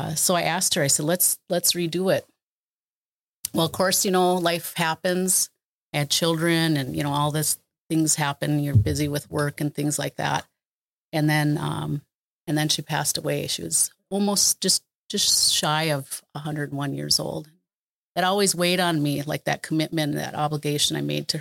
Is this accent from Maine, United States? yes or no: no; Pejuhutazizi, Minnesota, United States; I'm Dakota and I come from the place where they dig the yellow medicine